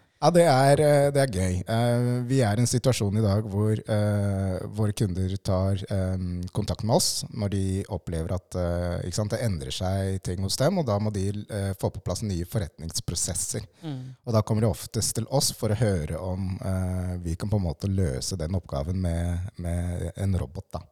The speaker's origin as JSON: {"language": "Norwegian", "town": "Lierstranda", "region": "Buskerud", "country": "Norway", "tie": "born or raised there", "said": "Jeg vokste opp på Lierstranda med mine foreldre"}